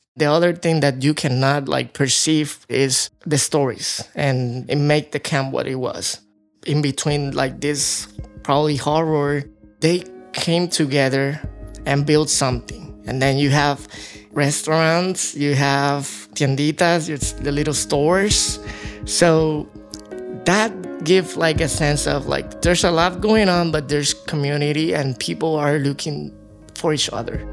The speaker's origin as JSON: {"language": "English", "country": "Puerto Rico", "moved": "yes", "said": "I'm from Puerto Rico first"}